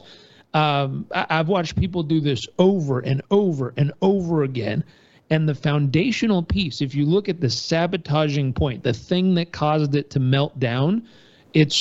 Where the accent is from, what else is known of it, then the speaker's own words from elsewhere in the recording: Southern California, United States; I grew up in Southern California with a hardworking dad and family.